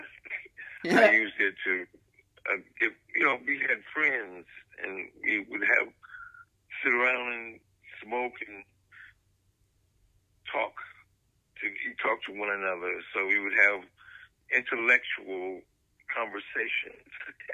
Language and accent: English; Cleveland, Ohio, United States; also born or lived in Cincinnati, Ohio; I was born in Cincinnati and raised in Cleveland